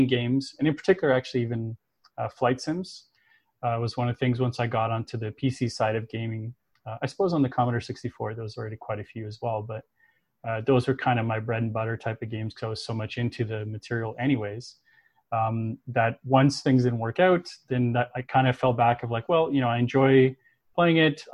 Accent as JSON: {"language": "English", "town": "Toronto", "region": "Ontario", "country": "Canada", "tie": "born or raised there", "said": "I was growing up in Toronto, in Canada."}